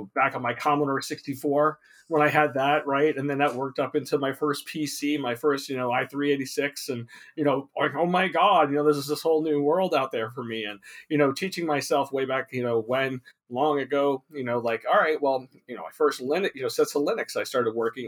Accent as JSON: {"language": "English", "region": "New York", "country": "United States", "tie": "born or raised there", "also_born_or_lived": "Long Island / New Hampshire", "moved": "yes", "lives_now": "California, United States", "said": "I grew up in New York. I was born in Long Island, and I moved to New Hampshire and New England, and then moved to California when I was 24"}